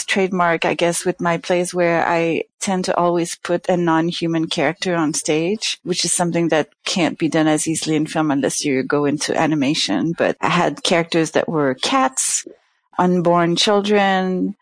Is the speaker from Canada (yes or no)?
yes; Canada; now in New York, United States; I'm from Canada, so I guess I'm used to a certain amount of cold, even though I hated it when I was there